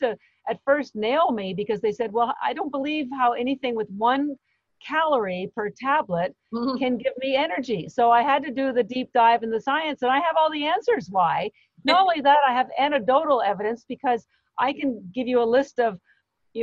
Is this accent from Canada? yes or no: yes; Canada; I'm Canadian